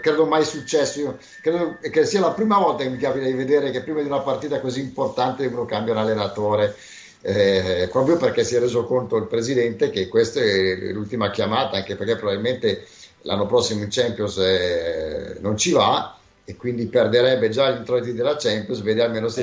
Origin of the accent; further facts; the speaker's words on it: Milan, Lombardy, Italy; noi che siamo di Milano